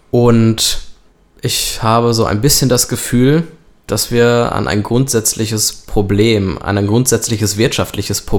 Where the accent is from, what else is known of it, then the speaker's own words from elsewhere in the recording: Germany; Und wir als Deutsche, wir sind die Nutznießer dieser Krise